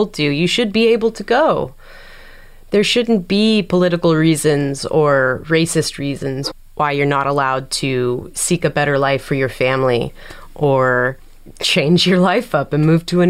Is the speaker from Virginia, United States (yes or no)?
no; San Diego, California, United States; being born and raised in San Diego